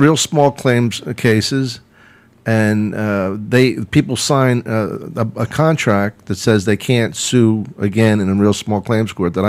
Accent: Philadelphia, Pennsylvania, United States; I'm from Philly, and Wildwood's like the suburb of Philly.

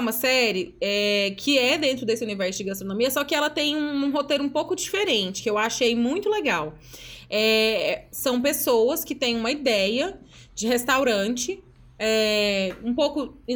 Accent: Goiás, Brazil; Próxima, a gente vai trazer uma clássica goiana, gente. Como bons goianos que somos.

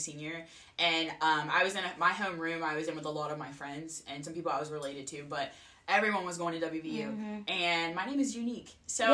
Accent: Wheeling, West Virginia, United States; I'm from Wheeling, the North Wheeling area, North Park, actually. I grew up there, too.

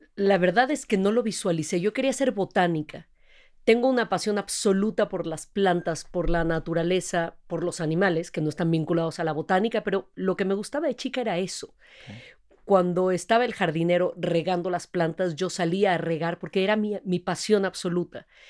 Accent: Mexico; Yo nací acá, de papás extranjeros, papá extranjero también, eh, pero soy, tengo doble nacionalidad, pero soy orgullosísimamente

